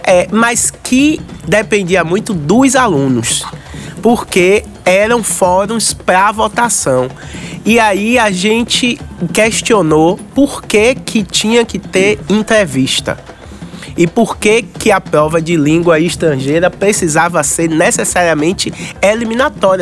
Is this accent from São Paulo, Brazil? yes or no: no; Salvador, Bahia, Brazil; Eu sou daqui, do Curuzu, da Liberdade. Morei aqui do lado muitos e muitos anos